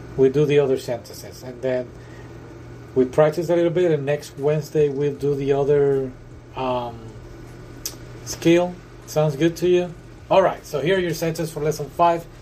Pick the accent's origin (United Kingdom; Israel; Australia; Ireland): United Kingdom; accent: British; my British accent